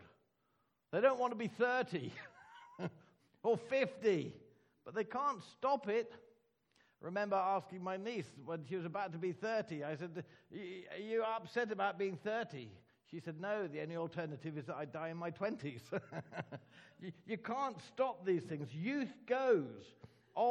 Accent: Ireland; Being Irish, I can tell Irish jokes

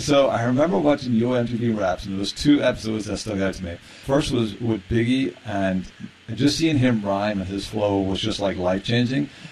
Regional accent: Ireland; as a kid growing up in Ireland

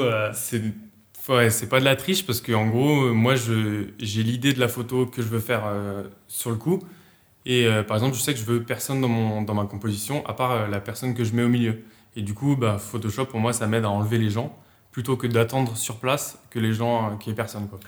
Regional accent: Habsheim, Alsace, Grand Est, France; je suis euh, d'Apsheim comme, euh, comme on a dit en Alsace

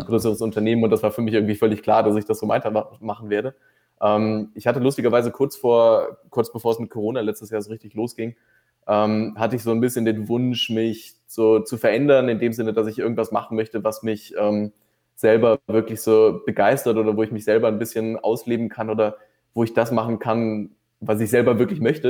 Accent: near Düsseldorf, North Rhine-Westphalia, Germany; moved away as an adult; now in Vienna, Austria; ursprünglich komme ich eigentlich aus dem Rheinland, äh, aus der Nähe von Düsseldorf

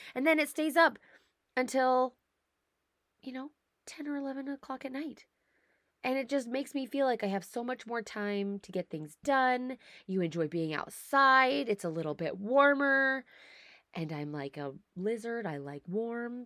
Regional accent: United States; moved away as an adult; now in Canada; I'm an American. I live in Canada. I married a Canadian.

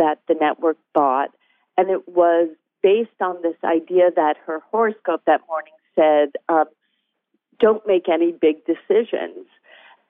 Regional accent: New England, United States; I grew up in New England, and I didn't know anyone who worked in Hollywood.

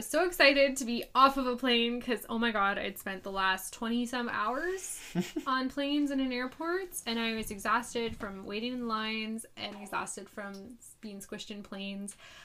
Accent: Canada; I'm Canadian.

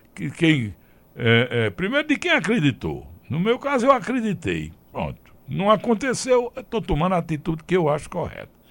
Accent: Afogados da Ingazeira, Pernambuco, Brazil; a minha terra, afogada da Engazeira

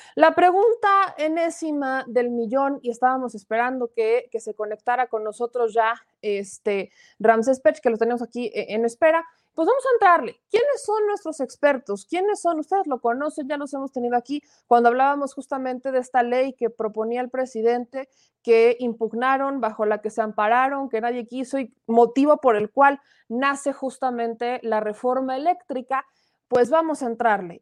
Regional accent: Mexico

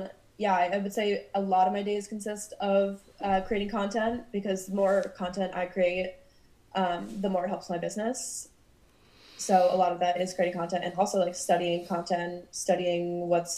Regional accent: New Jersey, United States; moved away as an adult; also born or lived in Vermont; now in Brooklyn, United States; I grew up in New Jersey. So all my home friends are back in New Jersey

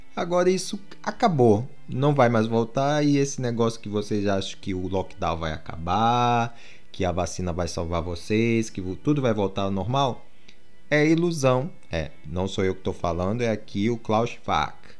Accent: Amazonas, Brazil; also born or lived in Manaus; now in United Kingdom; eu nasci no Amazonas, para quem não sabe, e morei lá até 2007

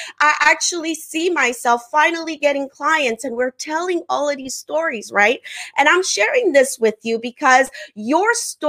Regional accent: Haiti; first language French; English is a second language; also born or lived in Africa; I'm originally from the Caribbean. I'm Haitian. I grew up part of my life in Africa. All that to share with you is that my mother language is French and Creole, not English.

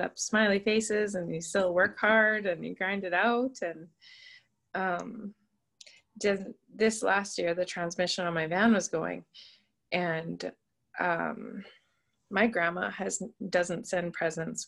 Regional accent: Moose Jaw, Saskatchewan, Canada; also born or lived in Prince Albert, Saskatchewan; So, so I grew up in Moose Jaw. I went to a private Christian school there from grade five to grade 12

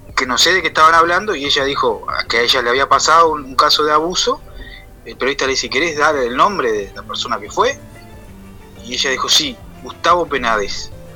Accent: Florida, Uruguay; yo soy de Florida

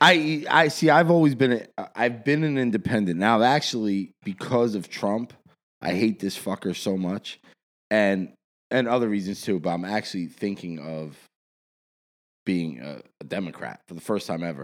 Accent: South Orange, New Jersey, United States; also born or lived in Dumont, New Jersey; I grew up, I grew up in South Orange before I, I lived in Dumont

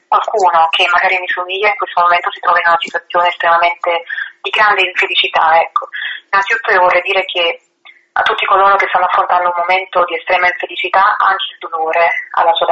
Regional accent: a small town near Vesuvius, Campania, Italy; first language Italian; moved away; ho avuto origini molto semplici in un paese molto piccolo all'ombra del Vesuvio e per anni io ho amato tantissimo il mio paese.

